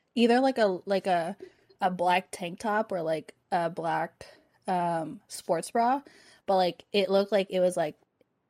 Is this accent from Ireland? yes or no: no; Philippines; Oh, for people who don't know, I'm Filipino.